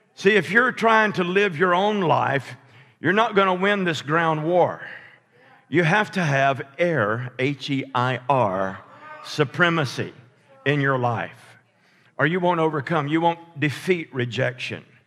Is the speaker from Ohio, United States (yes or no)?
no; Alabama, United States; I'm from Alabama